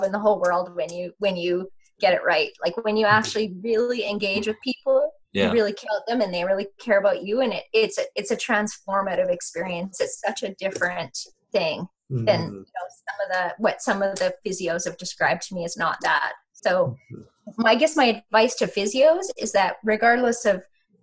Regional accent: Yukon, Canada; I grew up in the Yukon in a very small environment

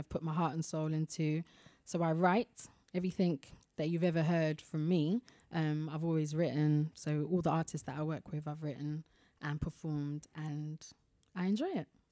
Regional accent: London, United Kingdom; I always tell people I'm from Ealing, because it's just easy to, but I'm actually from Southall

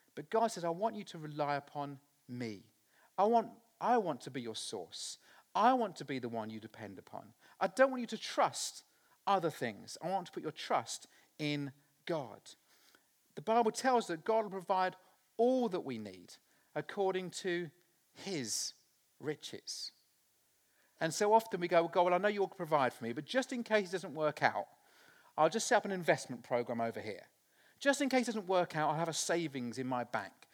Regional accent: Littleport, East of England, United Kingdom; I was born in Littleport in Cambridgeshire, a very small village on the side of the River Ouse

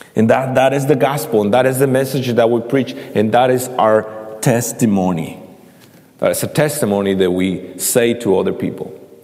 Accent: central Mexico, Mexico; now in Indianapolis, United States; I'm, I'm from Mexico, and uh, I, uh, I, uh, had a privilege and a blessing to uh, know the, the Lord when I was 13 years old in Mexico

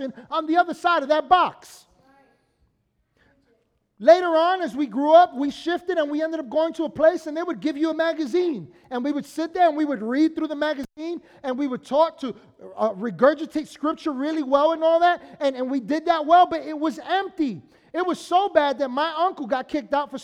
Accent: New York City, New York, United States; Because of where we were on 220th Street and Bronxwood Avenue in the Bronx.

